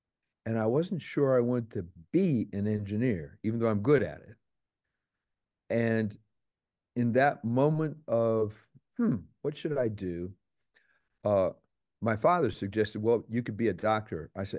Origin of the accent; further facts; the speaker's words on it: Texas, United States; born there; He's Russian, born in China. But at that moment, he was in the military. I was born in Texas.